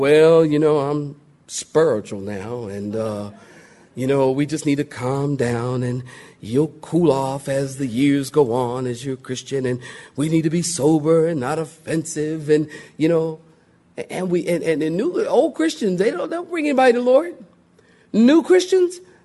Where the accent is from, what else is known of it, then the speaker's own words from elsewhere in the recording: Philadelphia, Pennsylvania, United States; I'm from Philly and everything is concrete